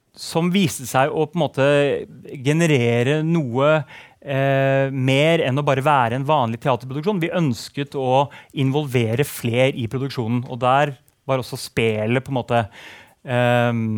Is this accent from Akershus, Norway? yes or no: yes; Nesodden, Akershus, Norway; Jeg har vokst opp på Nesodden